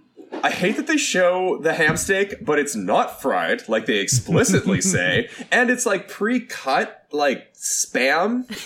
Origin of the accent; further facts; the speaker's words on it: Canada; also born or lived in Vancouver; I am a Canadian rock dork.